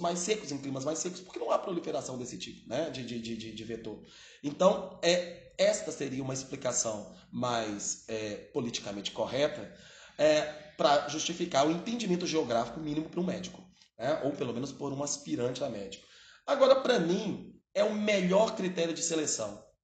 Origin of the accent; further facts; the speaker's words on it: Belo Horizonte, Minas Gerais, Brazil; now in Ribeirão Preto, Brazil; eu não sou de Ribeirão Preto, tá? eu sou de Belo Horizonte.